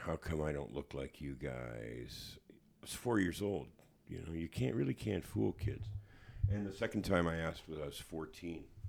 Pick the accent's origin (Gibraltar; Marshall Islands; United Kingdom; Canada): Canada; Hamilton, Ontario; growing up on East thirty-sixth Street in Hamilton